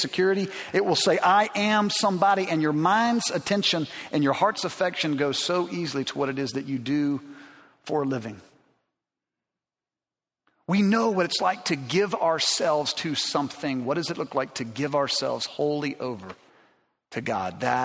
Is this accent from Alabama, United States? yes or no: yes; Alabama, United States; I grew up in Alabama